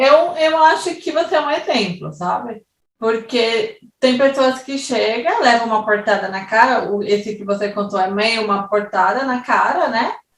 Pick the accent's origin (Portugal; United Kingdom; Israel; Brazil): Brazil; São Paulo; moved away as an adult; now in Switzerland; São Paulo, por exemplo, que é onde eu nasci e vivi 21 anos da minha vida